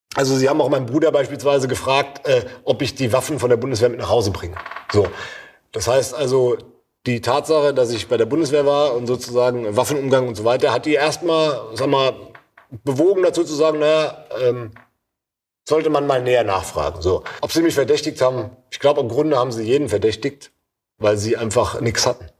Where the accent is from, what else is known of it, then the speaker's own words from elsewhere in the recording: Babenhausen, Hesse, Germany; wo ich herkomme, dann weiß komischerweise oft jemand, ach Babenhausen